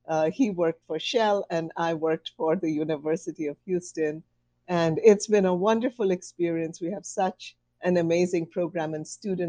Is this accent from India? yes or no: yes; India; I grew up in India. My father had a job that moved us around, so I just moved all over India.